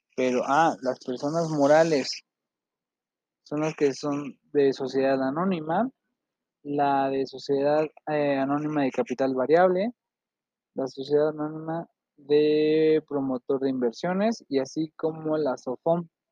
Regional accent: Mexico; tenemos obligaciones como mexicano

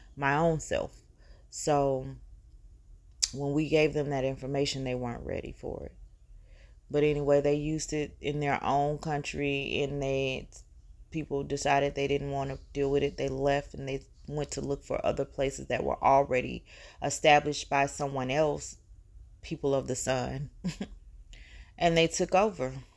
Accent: the South, United States; here in the South

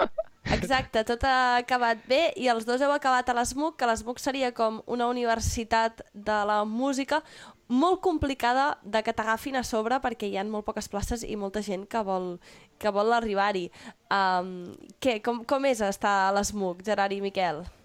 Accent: Catalonia, Spain; nosaltres som catalans

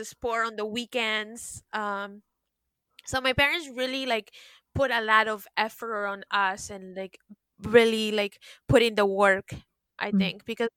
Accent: Peru; also born or lived in Miami, United States / New York, United States; now in France; growing up in Peru

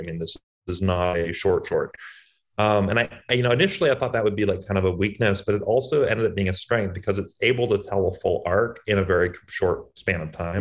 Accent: Boston, Massachusetts, United States; I'm from Boston

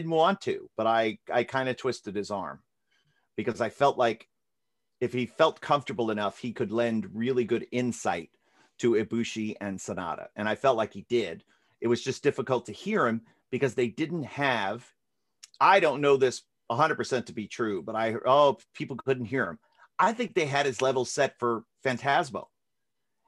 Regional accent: Florida, United States; I grew up in Florida

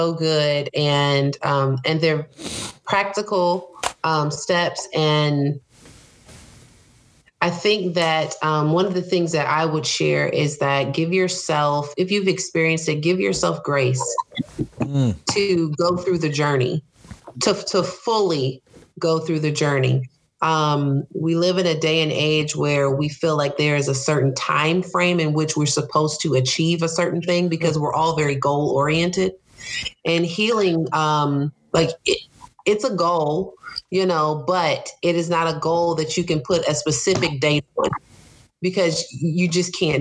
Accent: Charlotte, North Carolina, United States; I grew up in Charlotte.

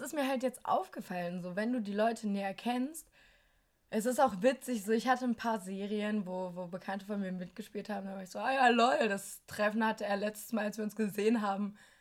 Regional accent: Germany; moved away as an adult; now in Berlin, Germany; meine Heimatstadt

